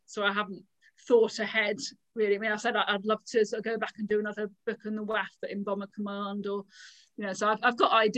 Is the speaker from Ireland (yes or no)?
no; England, United Kingdom; as an English person